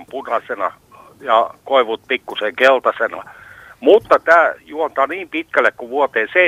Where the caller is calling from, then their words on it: Hankasalmi, Central Finland, Finland; soittaa mökiltä Hankasalmelta. Tultiin tänään Helsingistä mökille.